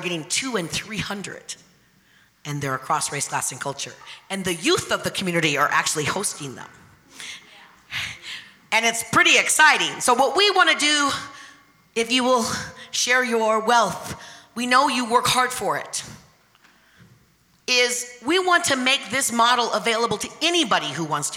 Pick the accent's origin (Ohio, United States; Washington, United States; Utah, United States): Washington, United States; a small town 60 miles north of Seattle, Pacific Northwest; I grew up in a little all-white town 60 miles north of Seattle.